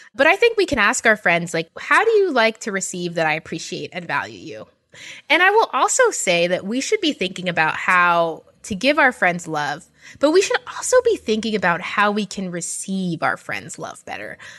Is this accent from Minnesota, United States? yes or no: no; New York, United States; especially being from New York